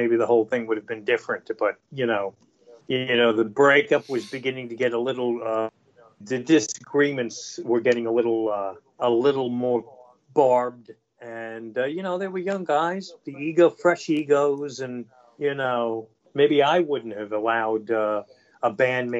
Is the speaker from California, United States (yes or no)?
no; New York City, New York, United States; I'm from New York City